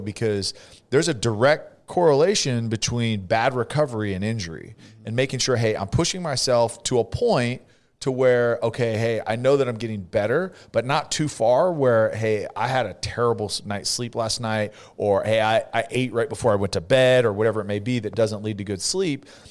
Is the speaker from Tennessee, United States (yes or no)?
no; Central Valley, California, United States; accent: California accent; also born or lived in Canada; I'm from the Central Valley